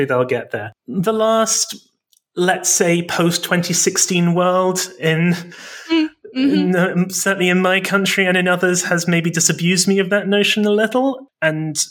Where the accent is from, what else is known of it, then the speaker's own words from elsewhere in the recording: England, United Kingdom; I grew up in Britain, in England